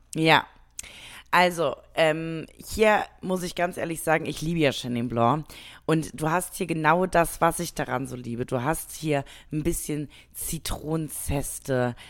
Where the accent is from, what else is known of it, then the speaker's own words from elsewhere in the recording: Germany; bei uns in Deutschland